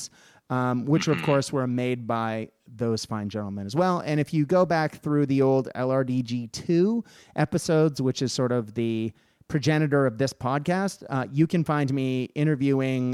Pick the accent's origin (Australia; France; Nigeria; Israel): Australia; as an Australian